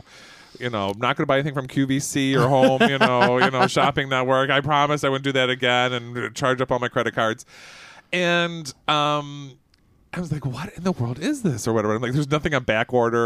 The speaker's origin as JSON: {"language": "English", "town": "Royal Oak", "region": "Michigan", "country": "United States", "tie": "born or raised there", "said": "I was born in Royal Oak, Michigan"}